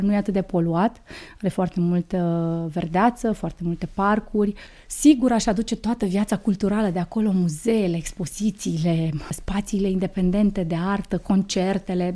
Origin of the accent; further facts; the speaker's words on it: Suceava, Suceava County, Romania; moved away as an adult; now in Bucharest, Romania; eu fiind născută în Suceava, acesta este orașul meu natal